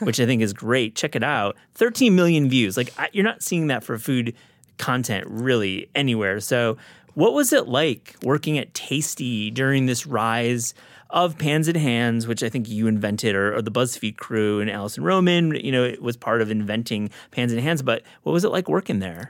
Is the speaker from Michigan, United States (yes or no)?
yes; West Michigan, United States; now in New York, United States; I grew up in West Michigan or the Midwest